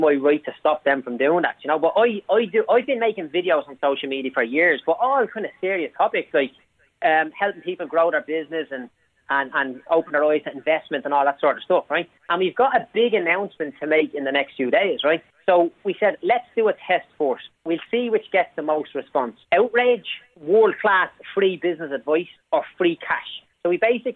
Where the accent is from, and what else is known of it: Dublin, Leinster, Ireland; born or raised there